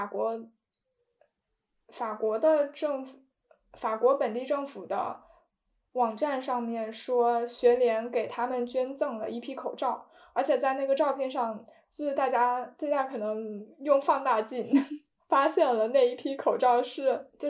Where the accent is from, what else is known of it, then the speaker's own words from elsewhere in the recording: Hubei, China; moved away; 我当时就是身为一个湖北人